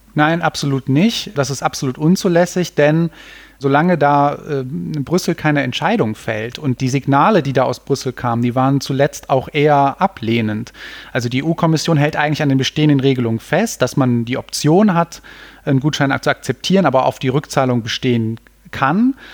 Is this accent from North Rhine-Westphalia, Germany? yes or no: yes; Cologne, North Rhine-Westphalia, Germany; ich komme ja aus Köln, da gibt's diesen schönen Spruch, man kennt sich, man hilft sich